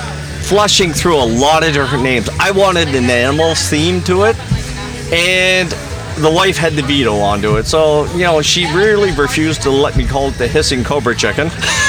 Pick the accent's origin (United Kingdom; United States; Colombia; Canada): Canada; Cape Breton, Nova Scotia; growing up in Cape Breton, as most Cape Bretoners do, in the backwoods.